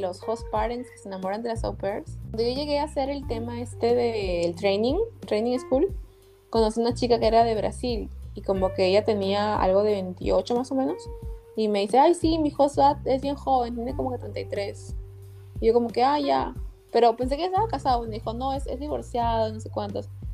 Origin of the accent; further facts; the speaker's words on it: Peru; now in United States; soy de Perú